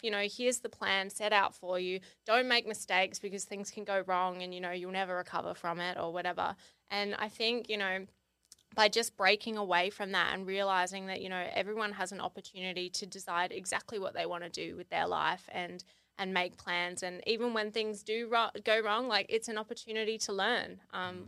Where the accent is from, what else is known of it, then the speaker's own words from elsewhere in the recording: Kangaroo Island, South Australia, Australia; I grew up on Kangaroo Island, which is a little island. Well, it's not little, but it's an island off the coast of South Australia